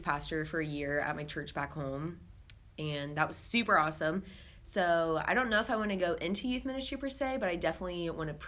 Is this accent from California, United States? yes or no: no; Columbus, Ohio, United States; I'm from Columbus, Ohio